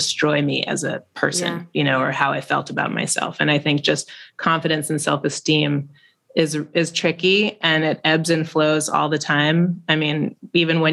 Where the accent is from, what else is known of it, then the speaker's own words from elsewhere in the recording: New York, United States; we're from New York.